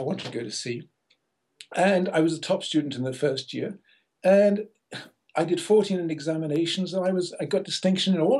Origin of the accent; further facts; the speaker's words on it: Liverpool, North West England, United Kingdom; I was born in Liverpool in England